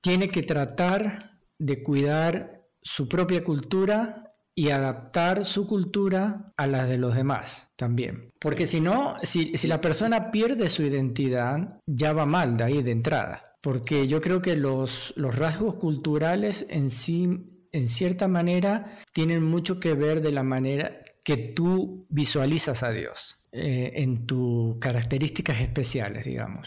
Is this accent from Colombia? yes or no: no; Argentina; acá el único argentino soy yo